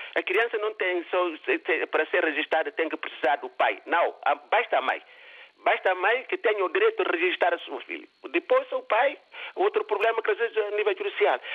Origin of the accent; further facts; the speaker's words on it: Guinea-Bissau; now in Portugal; tenho já duas terras né onde é que nasci e onde é que eu estou a viver tanto Guiné-Bissau e Portugal